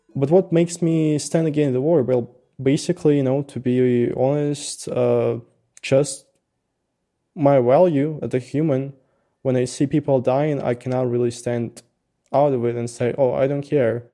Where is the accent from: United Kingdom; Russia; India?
Russia; English is a second language; moved away as an adult; now in Tbilisi, Georgia; I'm saying from Russia